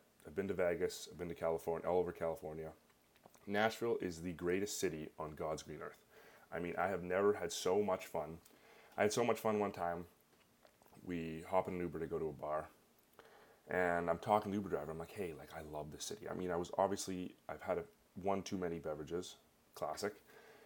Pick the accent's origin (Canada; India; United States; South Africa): Canada; I'm Canadian